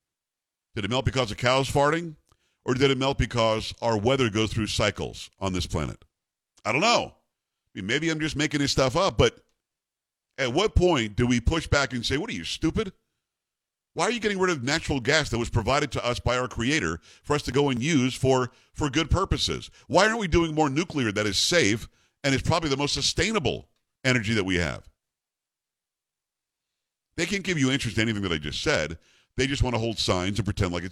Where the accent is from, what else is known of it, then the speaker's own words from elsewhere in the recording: Metro New York, United States; moved away; also born or lived in Albany / Rochester; I'm from Metro New York.